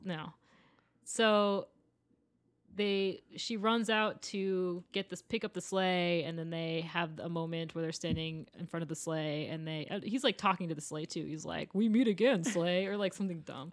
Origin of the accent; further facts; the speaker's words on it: Maine, United States; now in Los Angeles, United States; I'm from Maine.